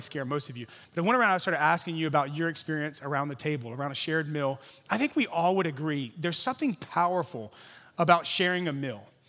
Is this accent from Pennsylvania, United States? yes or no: no; Louisiana, United States; now in San Francisco, United States; I'm from Louisiana originally. Now I live here. I'm like a Cajun Californian